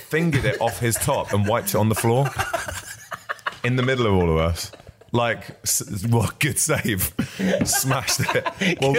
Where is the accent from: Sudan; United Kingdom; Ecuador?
United Kingdom; Barnet, London; I grew up in Barnet